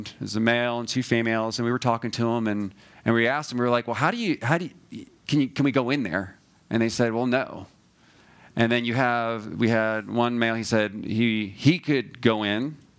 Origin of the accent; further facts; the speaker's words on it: Georgia, United States; We went to, we're from Georgia